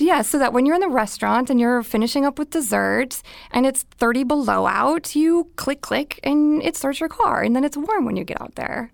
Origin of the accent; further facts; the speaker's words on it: Minnesota, United States; moved away as an adult; now in California, United States; I was born and raised in Minnesota.